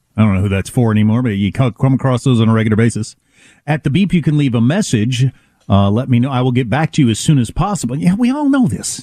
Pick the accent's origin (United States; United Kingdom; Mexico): United States; I come from a part of America settled by people from that part of Europe